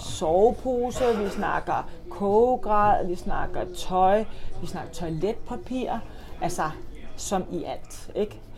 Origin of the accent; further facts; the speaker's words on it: Copenhagen, Capital Region of Denmark, Denmark; Jeg er jo københavner